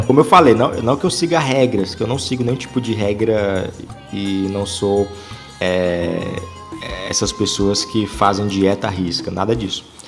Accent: Ceará, Brazil; aqui no, no Ceará

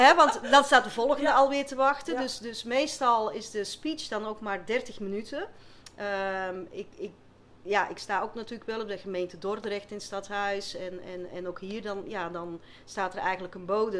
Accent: Flanders, Belgium; accent: Flemish; moved away as an adult; now in Westland, Netherlands; je zal vast wel een beetje horen met een eh, Vlaamse tongval, dus ik kom niet uit het Westland.

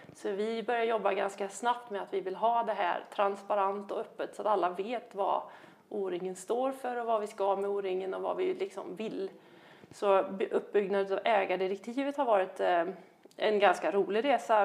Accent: Värmland, Sweden; där jag kommer ifrån då, eller jag som, som Värmland

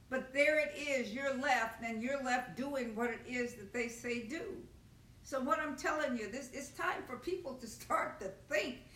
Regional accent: Nigeria; I'm a Nigerian and I'm from Nigeria and I'm going back to Nigeria.

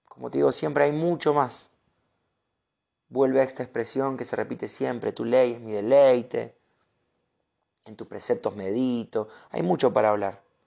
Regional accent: Argentina; Uno, como argentino

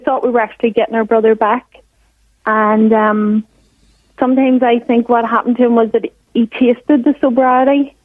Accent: Ireland; moved away as an adult; now in Wellington, New Zealand; I'm actually from Ireland, but I'm living in New Zealand for 6 months with my partner

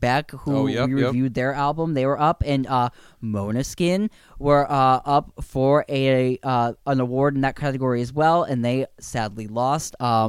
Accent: United States; as an American

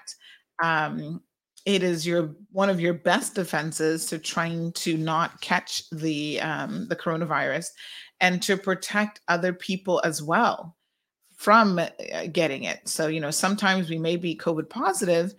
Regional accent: Cayman Islands; we certainly drink our fair share here in the Caribbean

